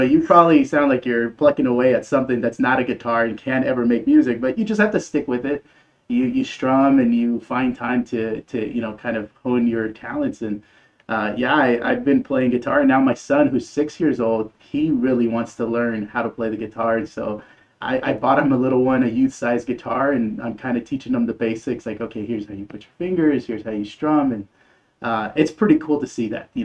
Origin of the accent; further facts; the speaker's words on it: San Antonio, Texas, United States; also born or lived in Mexico City, Mexico; we were raised in San Antonio, so I consider myself a San Antonian. I grew up in the north central side of town